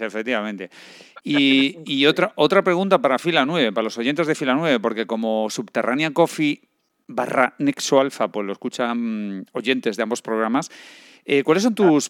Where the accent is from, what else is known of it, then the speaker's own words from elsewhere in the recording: Galicia, Spain; moved away; Yo soy un gallego errante